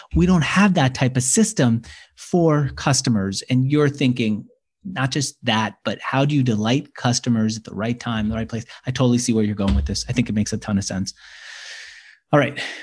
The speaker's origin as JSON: {"language": "English", "region": "New York", "country": "United States", "tie": "born or raised there", "moved": "yes", "lives_now": "San Francisco, United States", "said": "I was born in New York. I am in San Francisco"}